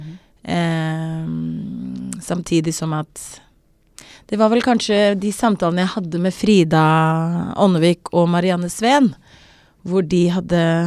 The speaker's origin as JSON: {"language": "Norwegian", "country": "South Africa", "tie": "born or raised there", "also_born_or_lived": "Norway", "moved": "as an adult", "lives_now": "Oslo, Norway", "said": "jeg bodde i Sør-Afrika i, i ti år"}